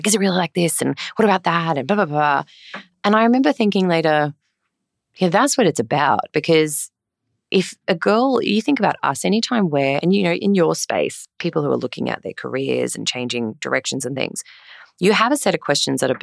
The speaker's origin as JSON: {"language": "English", "town": "Yeppoon", "region": "Queensland", "country": "Australia", "tie": "born or raised there", "moved": "as an adult", "said": "I'm a Queenslander. I grew up in Yeppoon. Up in central Queensland."}